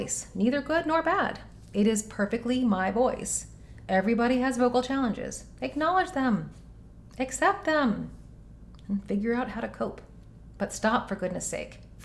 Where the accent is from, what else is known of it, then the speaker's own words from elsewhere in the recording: Knoxville, Tennessee, United States; moved away; Knoxville, my hometown